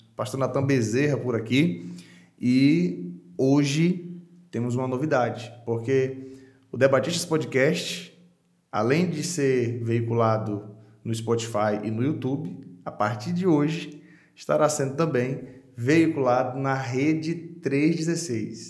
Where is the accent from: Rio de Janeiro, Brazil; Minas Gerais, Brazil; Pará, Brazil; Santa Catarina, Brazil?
Pará, Brazil; moved away as an adult; also born or lived in João Pessoa, Paraíba; Com 18 anos eu fui para o seminário de teologia, teologia, lá em João Pessoa, na Paraíba, saí do Pará, fui para lá